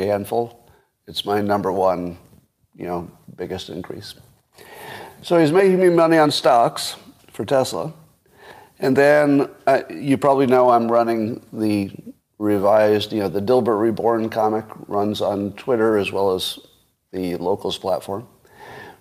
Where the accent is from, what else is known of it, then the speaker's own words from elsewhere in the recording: Windham, New York, United States; moved away; my hometown? In Windham, New York?